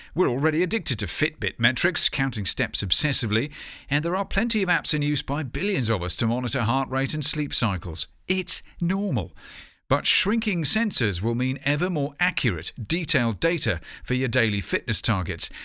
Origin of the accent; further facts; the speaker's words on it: Bournemouth, South West England, United Kingdom; my hometown, Bournemouth.